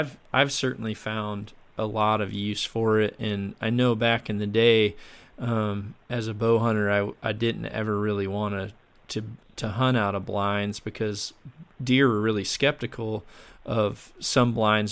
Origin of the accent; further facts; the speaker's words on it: Mississippi, United States; I grew up down in Mississippi